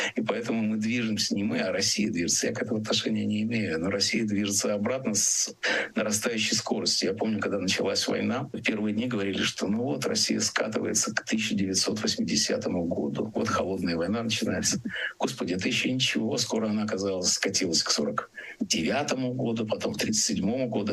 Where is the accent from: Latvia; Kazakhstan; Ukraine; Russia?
Latvia; Riga; moved away; Риги, который мой родной город